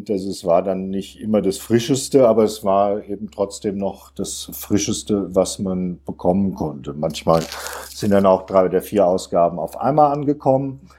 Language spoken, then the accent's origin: German; Offenbach, Hesse, Germany; ich komme aus Offenbach und bin also von Kindesbeinen aus äh, an Kickers-Fan